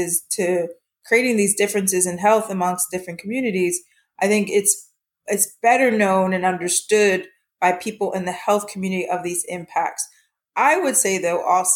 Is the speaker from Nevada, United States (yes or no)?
no; Harrisburg, Pennsylvania, United States; moved away; also born or lived in Antigua (family) / West Coast; Grew up in Harrisburg, Pennsylvania